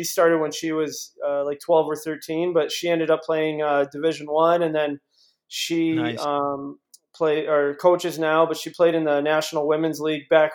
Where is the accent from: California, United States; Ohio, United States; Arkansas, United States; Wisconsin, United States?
Ohio, United States; Cleveland; I grew up playing hockey in Cleveland